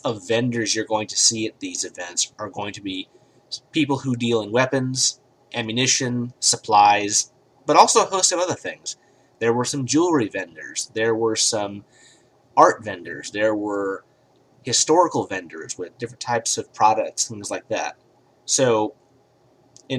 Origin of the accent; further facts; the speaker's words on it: United States; I'm an American